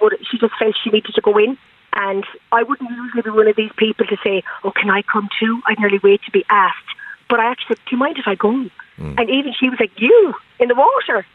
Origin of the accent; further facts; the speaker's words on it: Galway, Connacht, Ireland; I grew up in the Claddagh, literally looking at the bay, but could never swim